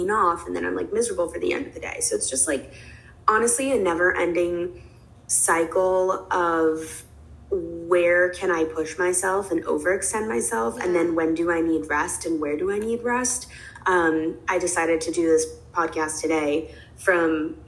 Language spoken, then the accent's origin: English; New York City, New York, United States; moved away as an adult; also born or lived in Los Angeles; I am a New Yorker, born and raised. I grew up here, but when college came around, I wanted to leave